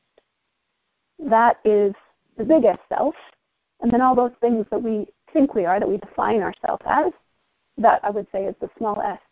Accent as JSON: {"language": "English", "country": "United States", "said": "we're both American"}